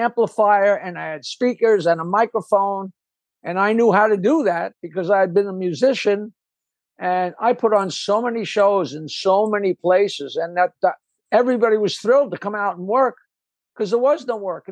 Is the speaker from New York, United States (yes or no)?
yes; North Shore of Long Island, Nassau County, New York, United States; I went to high school 2 miles south of here, and I grew up 4 miles south of here